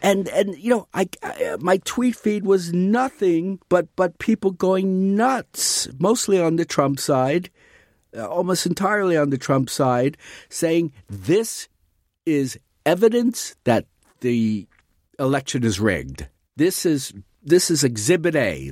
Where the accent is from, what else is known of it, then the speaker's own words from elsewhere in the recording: New York City, New York, United States; When I was growing up in New York City